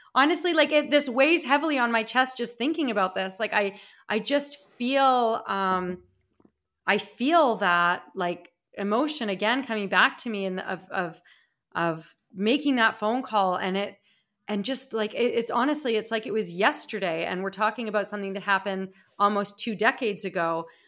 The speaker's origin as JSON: {"language": "English", "town": "Regina", "region": "Saskatchewan", "country": "Canada", "tie": "born or raised there", "also_born_or_lived": "Calgary, Alberta / Toronto, Ontario", "moved": "as an adult", "said": "my hometown of Regina, Saskatchewan, where I am now"}